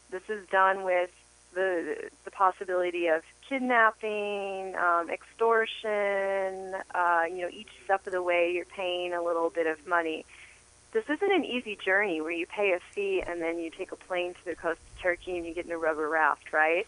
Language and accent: English; United States; now in Los Angeles, United States; as an American and coming from the world we live